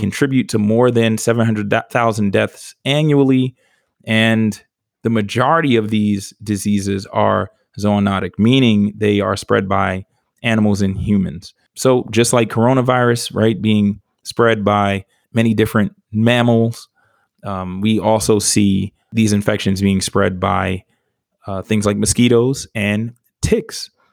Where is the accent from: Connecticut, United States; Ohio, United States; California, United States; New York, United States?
New York, United States; growing up in New York